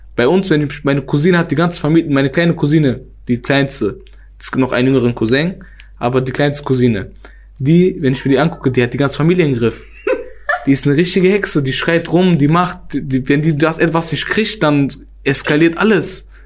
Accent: Germany; ich komme aus Wellheim.

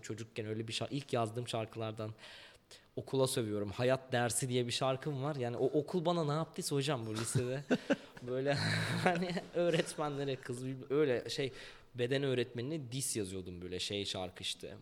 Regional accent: Ankara, Turkey; ben Cebeci'de Seyhan sokakta doğdum. Yani büyüdüm orada. Hı. 12 yaşıma kadar orada kaldım.

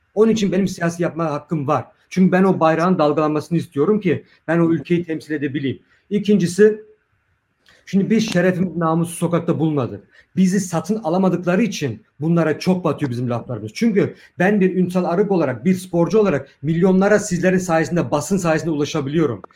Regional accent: Germany; biz sokakta büyüdük. Burada küçüklüğümüzden beri dazlaklarla dövüştük.

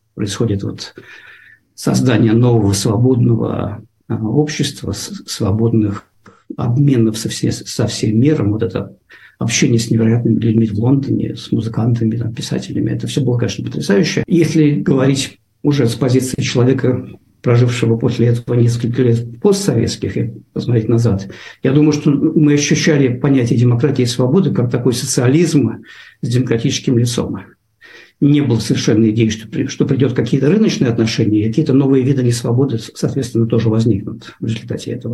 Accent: Saint Petersburg, Russia; moved away as an adult; also born or lived in North Carolina, United States / New York, United States; now in California, United States; Питер, Москву, но в основном я, я, я из Питера

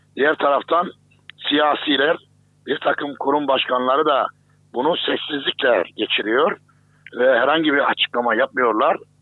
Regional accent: Kayseri Province, Turkey; benim de memleketimdir Kayseri.

